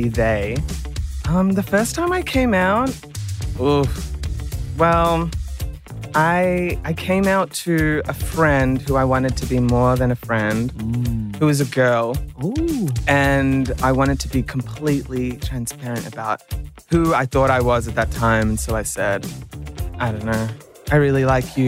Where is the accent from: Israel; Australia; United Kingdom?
Australia; Melbourne, Victoria; Melbourne. I was born here